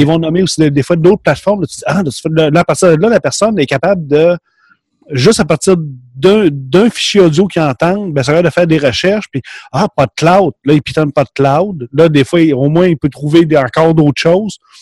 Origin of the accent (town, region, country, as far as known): Quebec, Canada; accent: Québécois